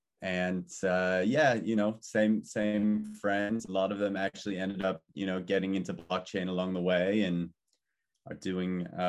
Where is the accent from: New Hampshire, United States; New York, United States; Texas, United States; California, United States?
California, United States; Malibu; I was born and raised actually in Malibu, California, to just, you know, some amazing, lovely, working class parents.